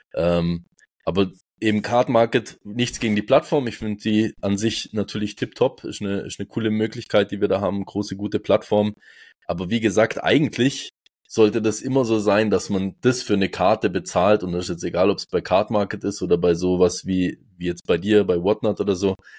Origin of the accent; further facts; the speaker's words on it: Switzerland; ich bin aus der Schweiz